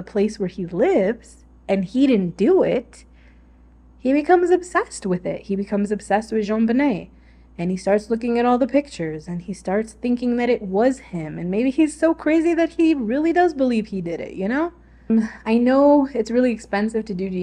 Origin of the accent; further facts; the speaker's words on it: Chicago, Illinois, United States; my family and I grew up around Chicago